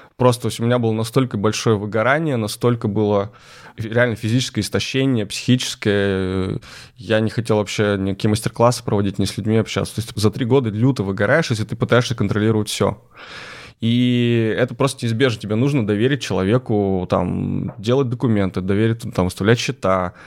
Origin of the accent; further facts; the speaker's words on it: Lysva, Perm Krai, Russia; Лысьва. Это мой родной город, крошечный город э, в Пермской области